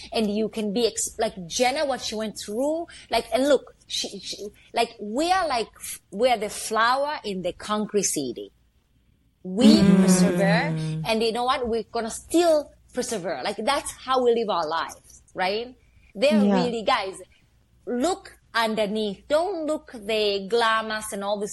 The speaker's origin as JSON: {"language": "English", "country": "Somalia", "also_born_or_lived": "Canada", "second_language": "English", "moved": "yes", "lives_now": "New York, United States", "said": "I'm fucking from Africa."}